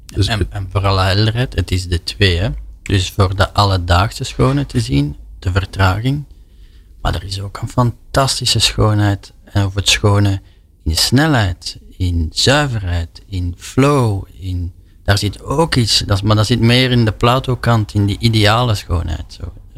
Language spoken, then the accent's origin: Dutch; Flanders, Belgium; als Vlaming